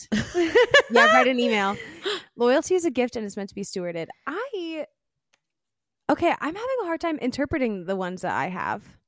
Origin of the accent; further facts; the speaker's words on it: Pennsylvania, United States; I was born in Pennsylvania, in the United States.